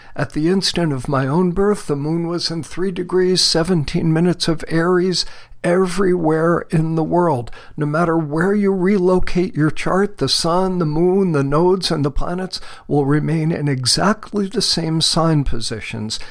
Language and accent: English; Mount Vernon, New York, United States; moved away as an adult; now in Borrego Springs, United States; I was born on January 6th of 1949 at 3:21 in the morning Eastern Standard Time in Mount Vernon, New York, down near New York City in Westchester County.